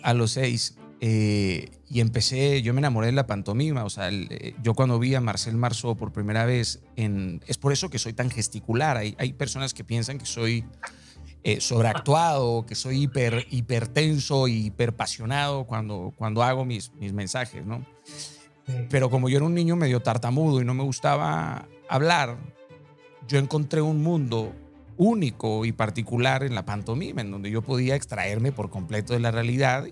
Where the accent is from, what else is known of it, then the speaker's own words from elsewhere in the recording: Mazatlán, Sinaloa, Mexico; yo soy de Mazatlán, Sinaloa